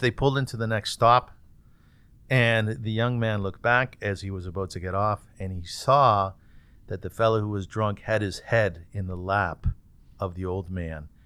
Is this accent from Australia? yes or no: no; Kitchener, Ontario, Canada; I was born in Kitchener and my father was the rabbi